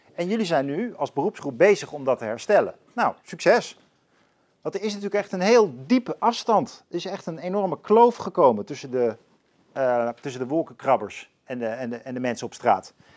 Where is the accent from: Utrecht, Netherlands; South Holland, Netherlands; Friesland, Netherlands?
Utrecht, Netherlands; Leusden; ik ben opgegroeid in Leusden